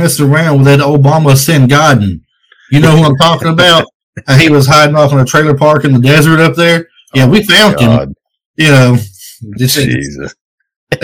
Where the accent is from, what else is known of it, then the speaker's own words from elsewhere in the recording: Tennessee, United States; I'm from Tennessee here